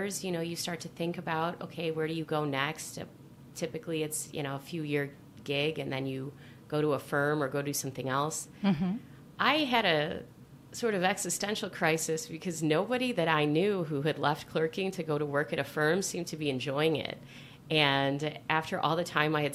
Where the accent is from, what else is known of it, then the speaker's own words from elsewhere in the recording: Chicago, Illinois, United States; I'm a Chicagoan